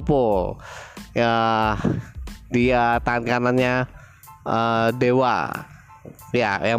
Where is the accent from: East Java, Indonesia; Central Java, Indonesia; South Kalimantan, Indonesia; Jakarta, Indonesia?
East Java, Indonesia; Surabaya; Saya berasal dari Surabaya Saat ini saya domisili juga di Surabaya